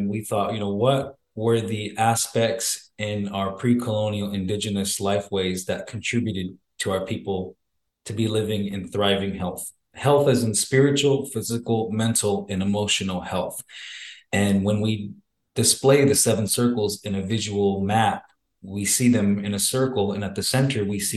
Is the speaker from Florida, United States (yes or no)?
no; Arizona, United States; I'm originally from the Salt River Pima Maricopa community. It's a small reservation right outside of the city of Scottsdale in Arizona